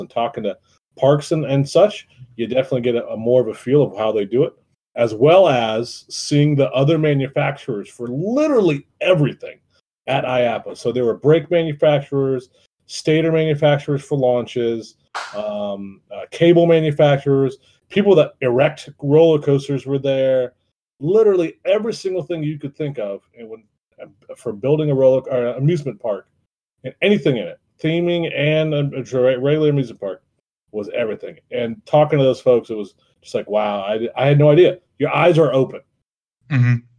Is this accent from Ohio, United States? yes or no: yes; Youngstown, Ohio, United States; I'm from Youngstown